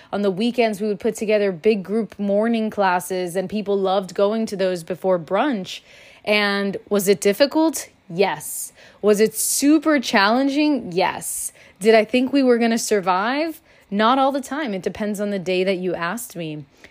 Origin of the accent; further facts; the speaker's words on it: Miami, Florida, United States; I'm from Miami, Florida